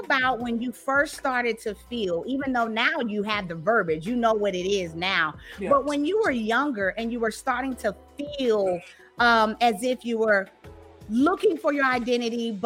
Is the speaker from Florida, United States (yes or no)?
yes; St. Petersburg, Florida, United States; now in Dallas, United States; I grew up in the South, right? In the South, I grew up in Florida, St. Pete, you know, St. Petersburg, Florida